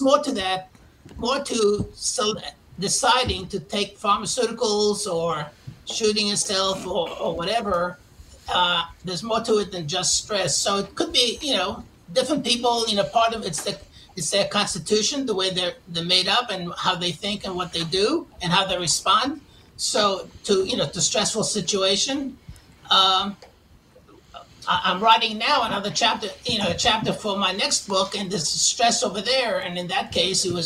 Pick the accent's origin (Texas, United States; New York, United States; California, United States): New York, United States; New York City; accent: New York; moved away as an adult; if you can't tell from my accent, I'm from originally from Queens, New York.